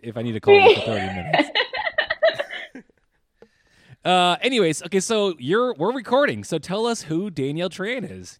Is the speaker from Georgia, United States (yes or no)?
no; Plymouth, Minnesota, United States; I grew up in Plymouth, but went to Armstrong.